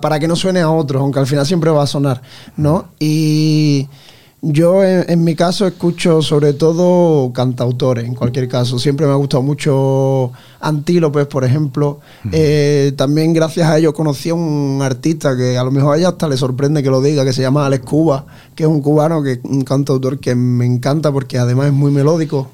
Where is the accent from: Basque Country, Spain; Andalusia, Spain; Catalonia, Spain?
Andalusia, Spain; Ayamonte; moved away as an adult; now in Santa Fe, Spain; Yo soy de Ayamonte, un pueblo de Huelva. Me vine aquí precisamente a estudiar